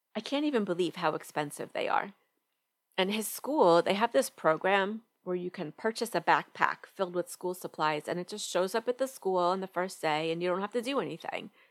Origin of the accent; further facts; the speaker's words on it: New York, United States; now in Atlanta, United States; I'm originally from New York and right now we live right outside Atlanta, Georgia